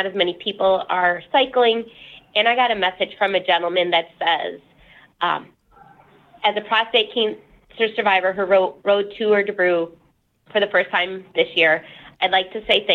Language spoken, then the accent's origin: English; Dubuque, Iowa, United States; Dubuque, Iowa. That's my hometown.